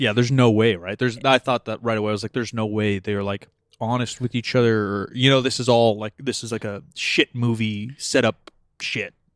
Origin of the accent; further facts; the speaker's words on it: California, United States; we're from California